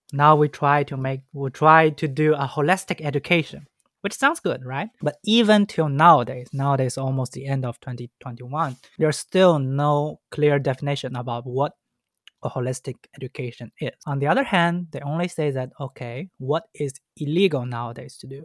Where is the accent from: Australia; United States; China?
China; Shanghai; English is a second language; I was born and raised in Shanghai.